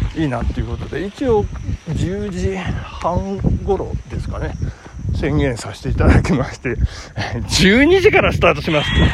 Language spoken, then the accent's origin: Japanese; Japan; 私の地元は旭地区